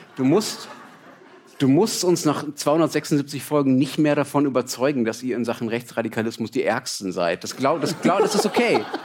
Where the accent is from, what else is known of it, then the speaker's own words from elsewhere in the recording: Germany; als Deutscher